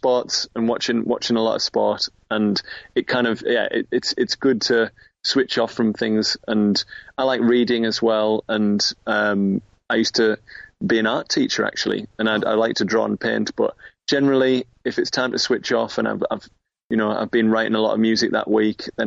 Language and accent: English; Middlesbrough, North East England, United Kingdom; moved away as an adult; now in Newcastle, United Kingdom; Middlesbrough. Which is where I grew up on Teesside